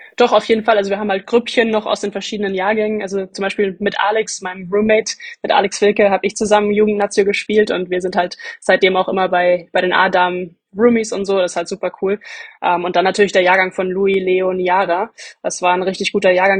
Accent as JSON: {"language": "German", "town": "Bamberg", "region": "Bavaria", "country": "Germany", "said": "Ich komme aus Bamberg"}